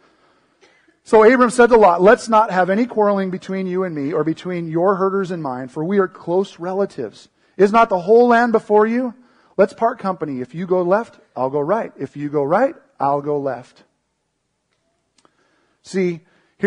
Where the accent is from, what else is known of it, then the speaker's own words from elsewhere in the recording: Seattle, Washington, United States; I grew up in the Seattle area